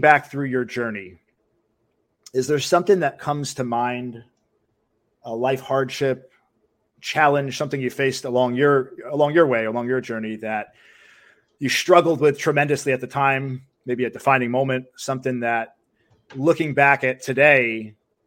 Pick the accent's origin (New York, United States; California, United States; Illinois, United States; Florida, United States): New York, United States; moved away; I'm from New York originally